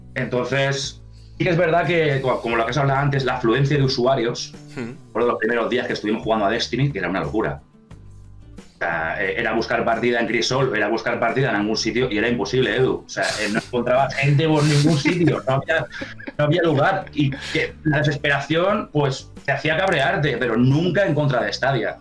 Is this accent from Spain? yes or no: yes; Valencian Community, Spain; gente de mi tierra